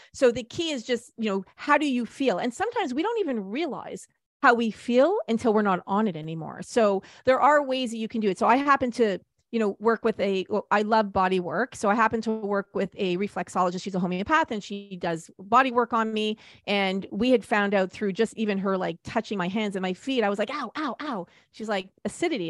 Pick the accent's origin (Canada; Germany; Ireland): Canada; we're Canadian